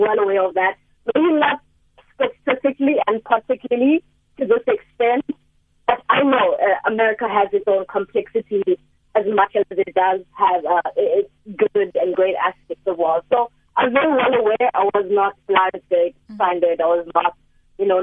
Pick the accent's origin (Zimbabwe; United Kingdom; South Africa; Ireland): South Africa; moved away as an adult; now in Philadelphia, United States; I'm from a country that is not unfamiliar with racial tension